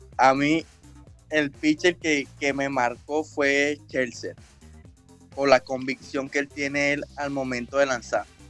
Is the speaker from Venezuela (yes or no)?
yes; El Roble, Carabobo, Venezuela; born or raised there; moved away; also born or lived in Naguanagua, Carabobo, Venezuela